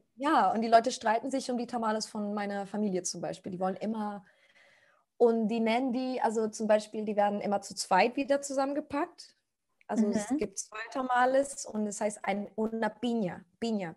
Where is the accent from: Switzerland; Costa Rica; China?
Costa Rica; German is a second language; moved away as an adult; now in Germany; ich komme aus Costa Rica. Ich bin seit sechs Jahren in Deutschland